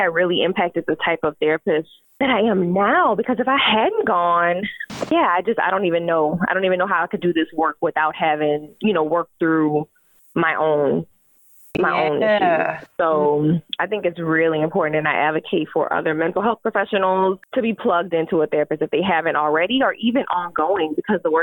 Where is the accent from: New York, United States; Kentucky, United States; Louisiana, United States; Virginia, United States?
Louisiana, United States; We know we're both from Louisiana